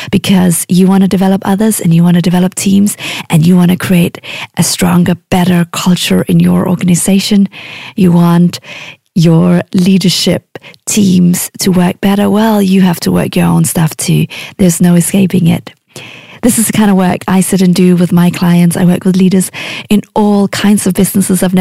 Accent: Denmark; now in Oxford, United Kingdom; But I'm originally from Denmark, and right this moment, I'm living in beautiful North Oxford with my two daughters and my husband.

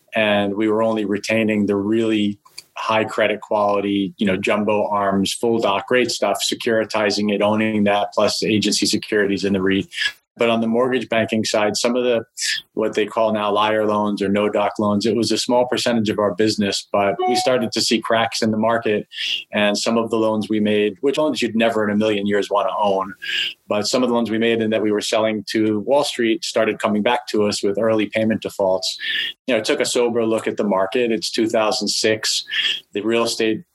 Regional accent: Clearwater, Florida, United States; moved away as an adult; also born or lived in Columbus, Ohio / North Miami, Florida / Fort Lauderdale, Florida / Gainesville, Florida; now in New York, United States; And then my parents split and I ended up with my mom and my brother in Clearwater, which is really where I spent the so-called formative years through high school

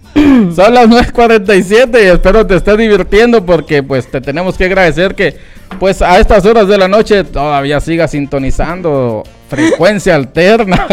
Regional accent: Álamos, Sonora, Mexico; mi pueblo natal, mi tierrita hermosa, los Itawis, Álamo Sonora

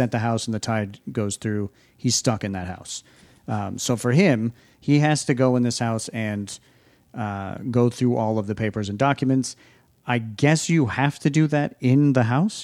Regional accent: New England, United States; we're from the New England area

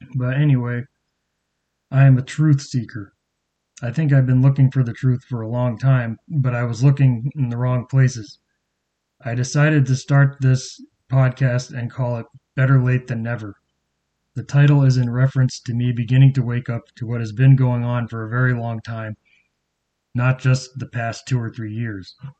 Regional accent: Cape Cod, Massachusetts, United States; moved away; I'm originally from Massachusetts and grew up on Cape Cod.

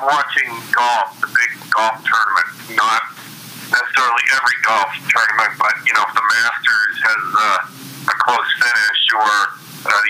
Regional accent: Maine, United States; also born or lived in Cincinnati / Denver; now in Philadelphia, United States; I grew up in New England. I grew up in Maine

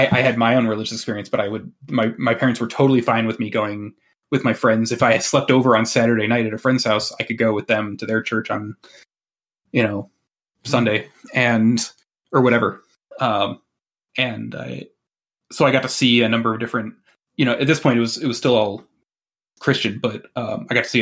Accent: Michigan, United States; I grew up where, you know, University of Michigan, good. Michigan State, bad

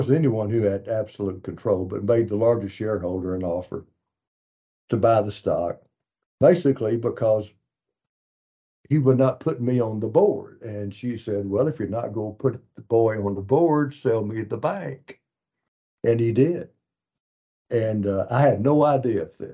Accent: Malvern, Arkansas, United States; I grew up in Malvern

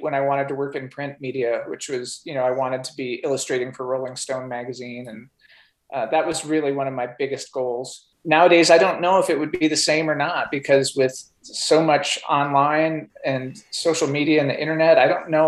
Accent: Edina, Minnesota, United States; moved away as an adult; also born or lived in New Jersey / Seattle, Washington; I grew up mostly in Minnesota, but we lived for 3 years in New Jersey

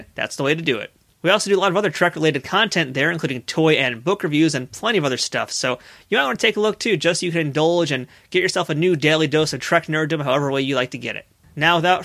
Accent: New York City, New York, United States; I'm a Queens guy

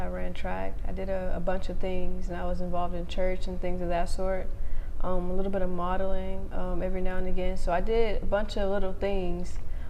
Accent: Houston, Texas, United States; I was born in Houston, Texas.

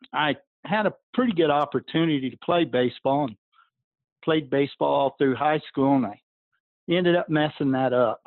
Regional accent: Clovis, New Mexico, United States; also born or lived in West Texas; I grew up out around in Clovis, New Mexico, where they had the Clovis horse sale

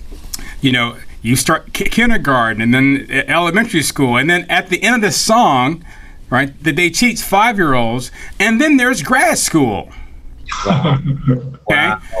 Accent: Atlanta, Georgia, United States; moved away; I was raised in Atlanta, and I am from the sort of bougie blue blood Atlanta Black folk

